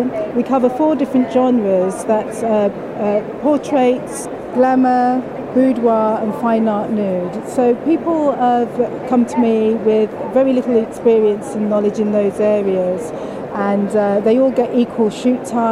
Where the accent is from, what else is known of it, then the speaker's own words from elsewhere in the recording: United Kingdom; also born or lived in Leeds; We're British